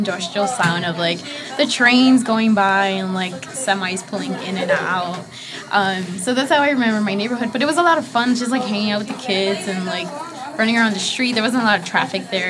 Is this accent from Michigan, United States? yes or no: no; Chicago, Illinois, United States; also born or lived in Guanajuato, Mexico; high school life, living by Midway, and like I moved to like McKinley Park and then Pilsen, but I never felt the same like feeling of community that I get from being in back of the yard